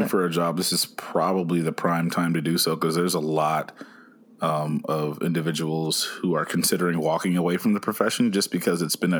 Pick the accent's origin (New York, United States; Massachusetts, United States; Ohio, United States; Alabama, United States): Ohio, United States; moved away as an adult; also born or lived in Florida; now in Texas, United States; I am originally from Ohio